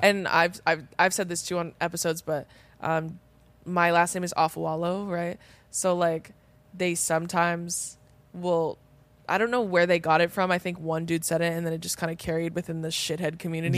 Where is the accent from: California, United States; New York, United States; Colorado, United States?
California, United States; Riverside County; we're from, like, Riverside County